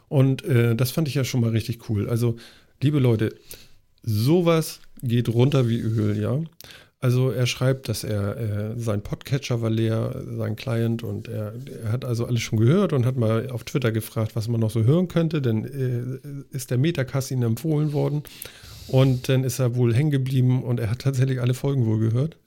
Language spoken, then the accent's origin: German; the North, Northern Germany, Germany; wir kommen hier aus dem Norden